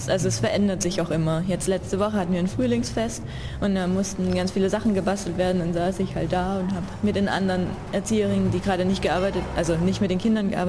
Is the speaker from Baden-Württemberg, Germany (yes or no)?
yes; Nürtingen, Baden-Württemberg, Germany; now in Argentina; Ich bin eigentlich aus Nürtingen. Das ist ein kleiner Ort in der Nähe von Stuttgart, also aus dem Süden von Deutschland.